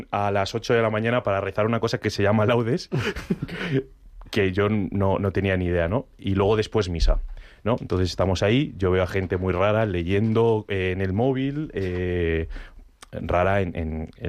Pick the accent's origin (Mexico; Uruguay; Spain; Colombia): Spain; Asturias; Sí, sí, Picos de Europa, pero que yo soy de Asturias, que no ha habido Picos de Europa nunca.